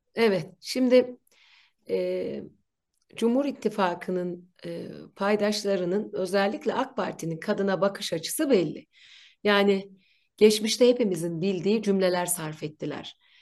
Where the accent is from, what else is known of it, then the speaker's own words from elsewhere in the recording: Ankara, Turkey; ben Ankaralıyım. Bir köylü çocuğuyum.